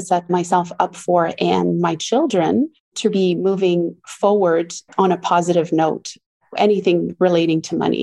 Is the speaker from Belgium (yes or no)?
no; Ontario, Canada; I was born in Ontario, Canada, in a French-Canadian family.